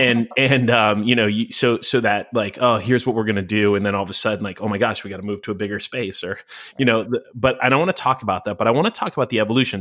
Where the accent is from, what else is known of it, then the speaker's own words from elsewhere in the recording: New York, United States; now in Los Angeles, United States; when I moved to Los Angeles, I'm, I'm originally a New Yorker